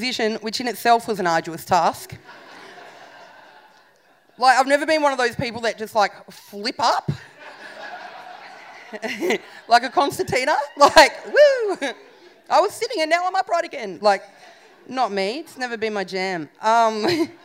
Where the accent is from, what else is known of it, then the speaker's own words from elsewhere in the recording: Canberra, Australian Capital Territory, Australia; I moved from St. Jude's Primary School in Canberra to a public high school